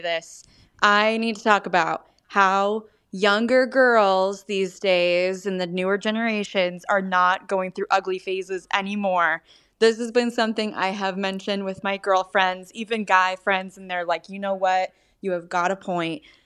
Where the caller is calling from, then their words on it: California, United States; I'm calling from California